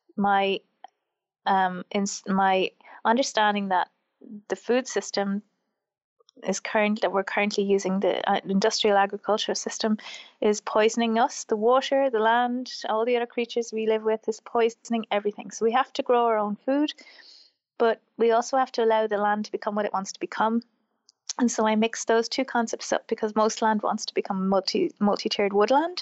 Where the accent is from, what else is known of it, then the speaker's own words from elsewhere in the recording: Wexford, Leinster, Ireland; also born or lived in Wicklow, Ireland; I grew up in Wexford, which is the southeast of Ireland, and um, I grew up on a farm.